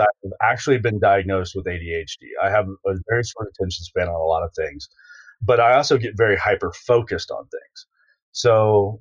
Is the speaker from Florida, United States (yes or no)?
yes; Jacksonville, Florida, United States; moved away; I came from Jacksonville, Florida